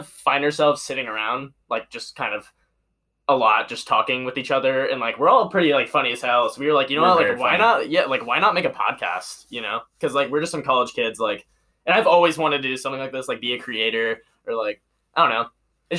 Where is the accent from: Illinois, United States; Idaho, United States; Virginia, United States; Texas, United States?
Texas, United States; Montgomery; moved away as an adult; now in Lubbock, United States; So we go to Texas Tech. Also, so we attend Texas Tech, and we're from Montgomery.